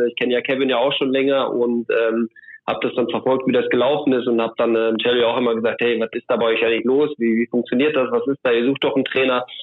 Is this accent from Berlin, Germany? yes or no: no; Soest district, North Rhine-Westphalia, Germany; ich komme aus dem Kreis Soest